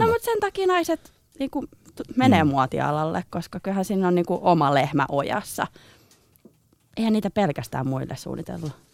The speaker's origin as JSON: {"language": "Finnish", "town": "Helsinki", "region": "Uusimaa", "country": "Finland", "said": "mä oon helsinkiläinen kenkäsuunnittelija"}